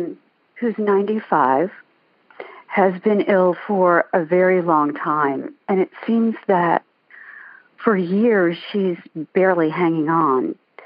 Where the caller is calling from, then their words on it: Owings Mills, Maryland, United States; I'm calling from Owings Mills, Maryland.